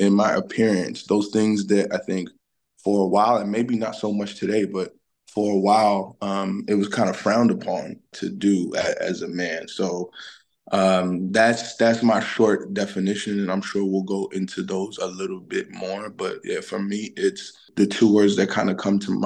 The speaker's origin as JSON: {"language": "English", "town": "New York City", "region": "New York", "country": "United States", "said": "I'm originally from Brooklyn, New York. My family and I are of Haitian descent"}